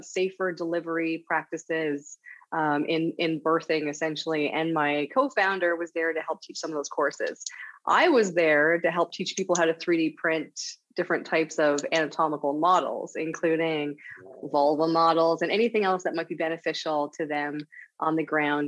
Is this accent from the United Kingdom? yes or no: no; St. John's, Newfoundland and Labrador, Canada; moved away as an adult; also born or lived in Vancouver / Calgary / Montreal / Ottawa; now in Halifax, Canada; I grew up in Newfoundland, Canada, St. John's, Newfoundland, Canada